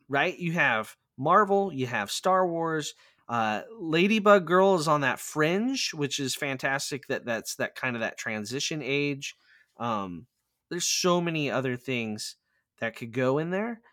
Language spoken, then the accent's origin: English; Plattsmouth, Nebraska, United States; I am currently a race director for a fundraiser here in my hometown